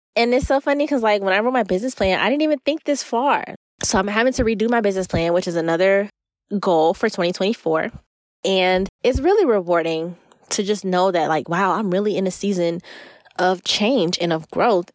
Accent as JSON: {"language": "English", "region": "Florida", "country": "United States", "said": "I am from Florida"}